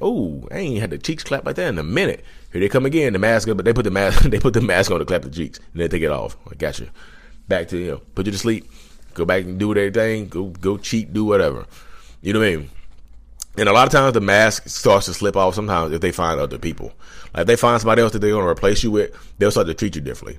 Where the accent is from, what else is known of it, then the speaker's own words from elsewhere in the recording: Reidsville, North Carolina, United States; I'm from Reedsville, North Carolina.